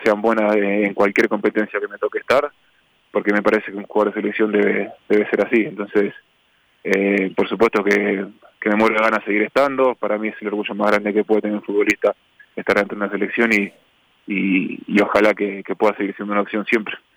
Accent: Ecuador; como ecuatoriano representar a, Ecuador en, las eliminatorias

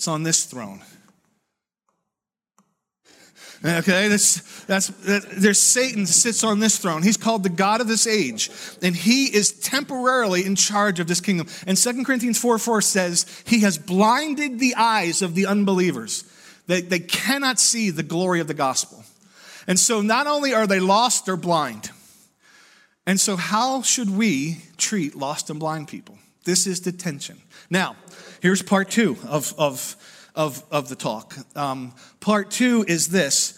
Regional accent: United States; I'm proud American

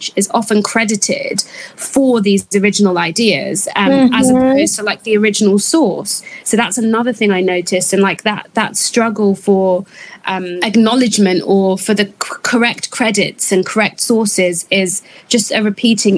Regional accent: United Kingdom; being a British-born Ghanaian

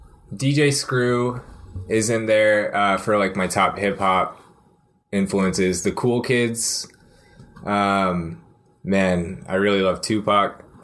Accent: Austin, Texas, United States; now in Denton, United States; I'm from Austin, Texas.

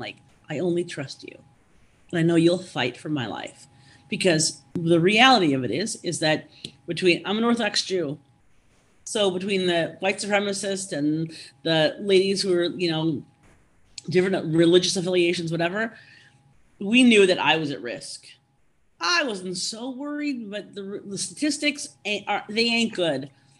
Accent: Minnesota, United States; I said, oh, I'm from Minnesota.

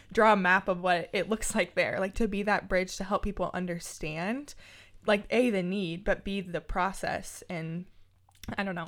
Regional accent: Lincoln, Nebraska, United States; I grew up in South Lincoln

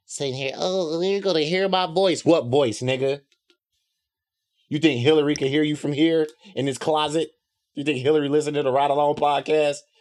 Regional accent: South Holland, Illinois, United States; South Holland is the, the suburb of Chicago that I grew up in.

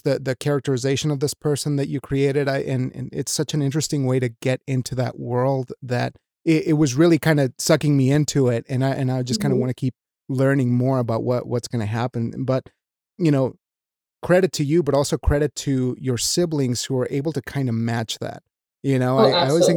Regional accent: Wyoming, United States; I'm from Wyoming and that I was raised in Wyoming

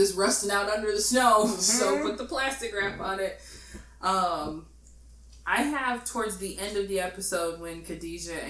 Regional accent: Midwest, United States; I'm from the Midwest

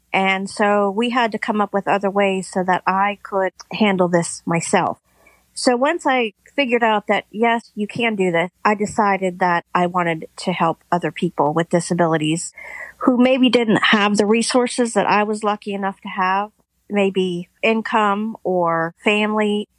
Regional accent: Pennsylvania, United States; I am from Pennsylvania

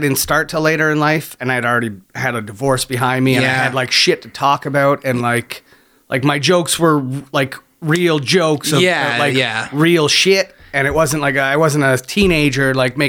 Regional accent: Niagara-on-the-Lake, Ontario, Canada; moved away; also born or lived in London, Ontario; I grew up in Niagara Lake. Just around the Golden Horseshoe from Hamilton.

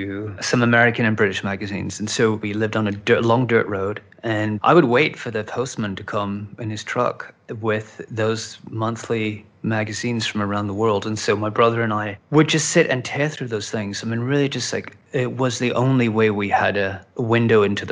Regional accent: Outback Australia, Australia; now in Los Angeles, United States; growing up in Outback Australia with six television stations and a couple of magazines

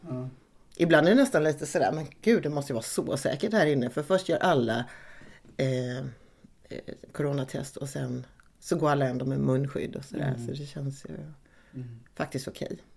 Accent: Malmö, Skåne, Sweden; born there; Malmö. Så det var lite sådär knyta upp säcken för mig. Komma hem eh, eh, så. Och få återupptäcka min födelsestad.

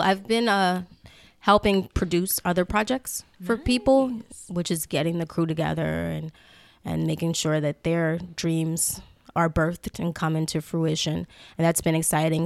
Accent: New Orleans, Louisiana, United States; I'm from New Orleans

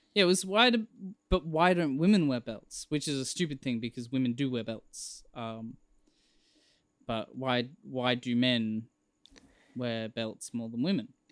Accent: Australia; I'm Australian

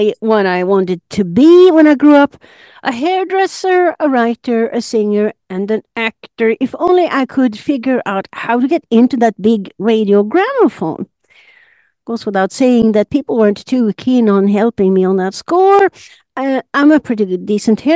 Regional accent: Sundsvall, Västernorrland County, Sweden; moved away; I'm Swedish. I was born in Sundsvall, about 400 kilometers north of Stockholm, and grew up in a small apartment with my mother's large family of eight.

